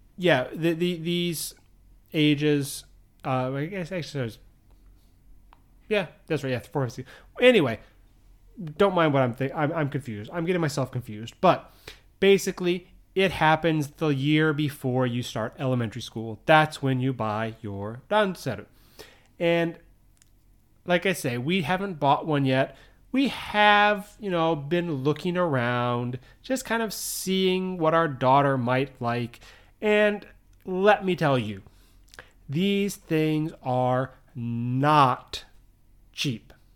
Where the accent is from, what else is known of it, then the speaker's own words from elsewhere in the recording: United States; moved away as an adult; now in Japan; I grew up in the U S. If you can't tell by my accent, obviously, I'm, I'm from the U S.